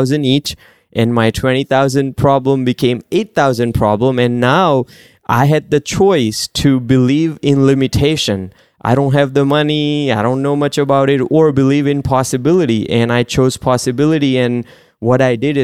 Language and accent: English; India; moved away; So I grew up in India